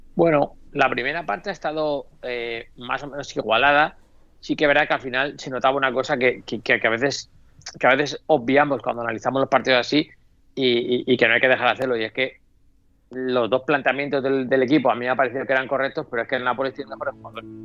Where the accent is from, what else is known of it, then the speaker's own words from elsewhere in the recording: Spain; como español